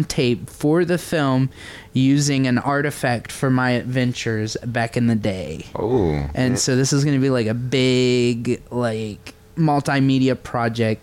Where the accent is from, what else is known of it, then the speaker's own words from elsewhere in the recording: Owensboro, Kentucky, United States; moved away; Owensboro, Kentucky